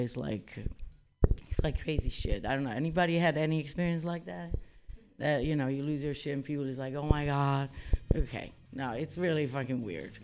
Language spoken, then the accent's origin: English; Italy; moved away; I'm originally from Italy